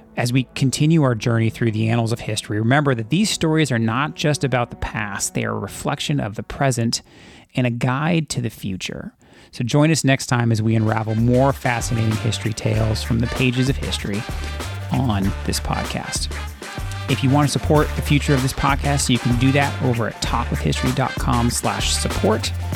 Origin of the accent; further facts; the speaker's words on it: California, United States; growing up in California